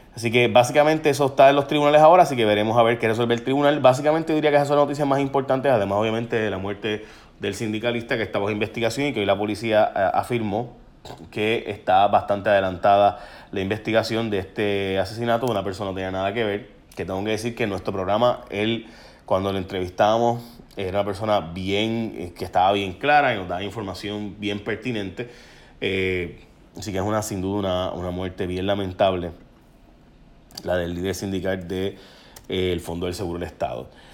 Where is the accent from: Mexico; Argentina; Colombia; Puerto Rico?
Puerto Rico; San Lorenzo; en San Lorenzo, mi pueblo